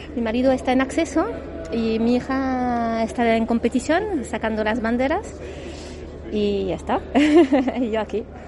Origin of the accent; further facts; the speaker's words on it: France; moved away; como soy francesa